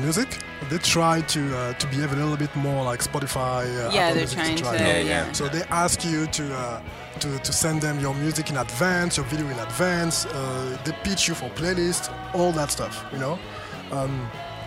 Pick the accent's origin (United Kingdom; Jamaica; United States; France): France; now in Quebec, Canada; I'm coming from France